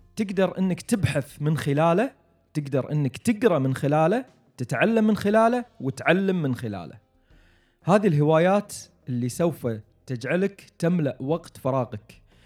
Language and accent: Arabic; Kuwait; عندنا بالكويت